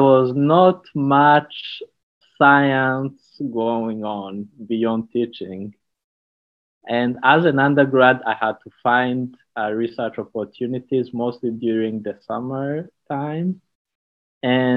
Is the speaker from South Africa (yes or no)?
no; Rwanda; moved away as an adult; also born or lived in California; now in St. Louis, United States; I'm originally from Rwanda